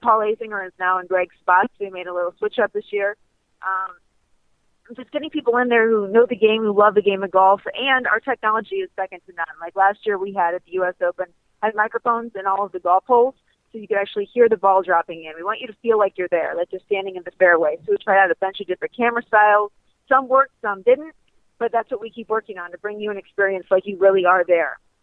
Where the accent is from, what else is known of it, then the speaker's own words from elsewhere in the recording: Ohio, United States; now in Florida, United States; I grew up in Ohio